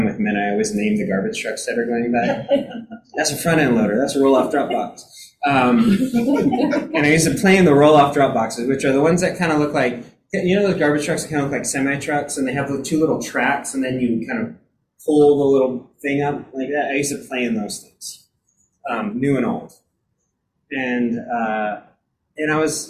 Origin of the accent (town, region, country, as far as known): King City, California, United States; born or raised there; also born or lived in Monterey, California